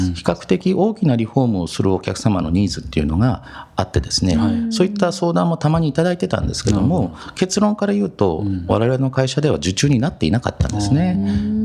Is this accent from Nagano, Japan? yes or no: yes; Matsumoto, Nagano, Japan; 松本で生まれて、今もそのまま、はい、まあ学生時代もずっとこちらで過ごしてます。